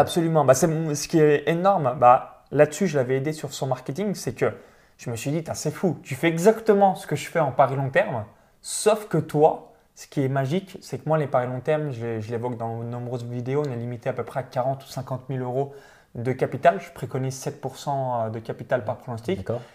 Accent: near Chalon-sur-Saône, Saône-et-Loire, Bourgogne-Franche-Comté, France; moved away as an adult; j'ai grandi dans une ferme, donc dans un petit village de moins de quatre-vingt-cinq habitants proche de Chalon-sur-Saône

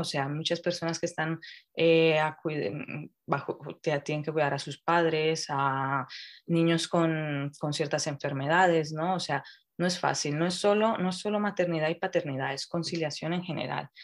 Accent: Colombia; now in Madrid, Spain; soy colombiana y creo que en ese sentido me ha ayudado mucho el crecer en un ambiente donde esto es, se ve totalmente diferente

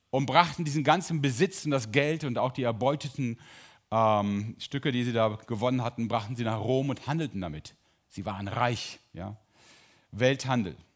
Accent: Drolshagen, North Rhine-Westphalia, Germany; Entschuldigung alle Sauerländer, ich bin auch Sauerländer. Drolshagen, Olperkreis.

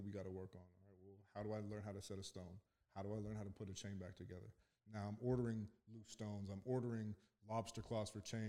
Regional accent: Calgary, Alberta, Canada; moved away as an adult; now in Pittsburgh, United States; Born in Canada. Calgary, Alberta.

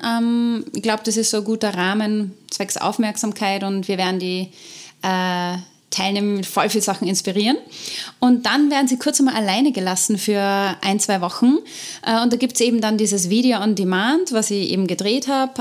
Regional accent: Austria; unser Fortbildungssystem in Österreich

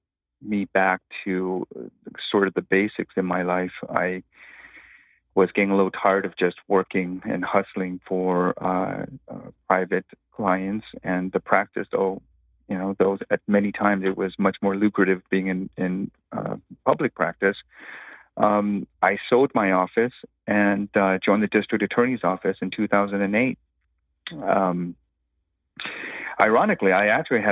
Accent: Los Angeles, California, United States; I grew up in Echo Park during the 1980s

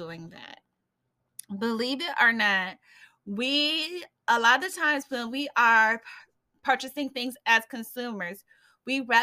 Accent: Fort Wayne, Indiana, United States; my hometown here in Fort Wayne

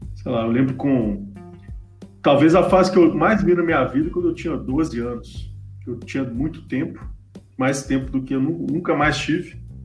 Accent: Belo Horizonte, Minas Gerais, Brazil; eu sou mineiro de Belo Horizonte

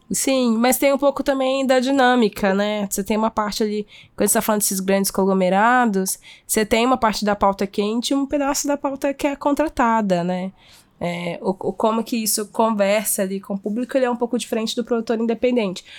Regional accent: Minas Gerais, Brazil; como boa mineira

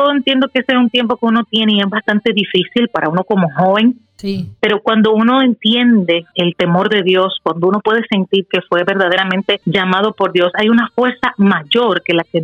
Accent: Dominican Republic; nacida de la, en la República Dominicana.

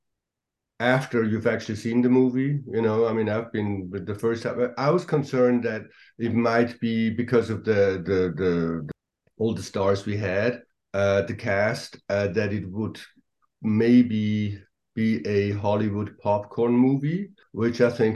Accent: Switzerland; moved away as an adult; now in Los Angeles, United States; I'm from Switzerland and I live in LA, though. I've been living in Los Angeles for the last 30 years

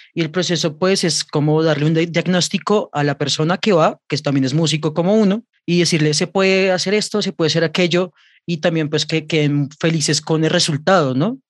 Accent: Bogotá, Colombia; soy cantautor bogotano

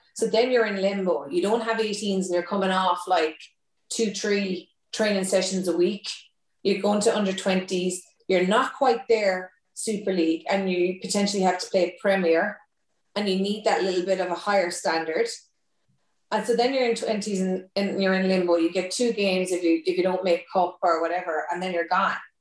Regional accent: Thurles, Munster, Ireland; moved away; also born or lived in Cork; I'm originally from Tip

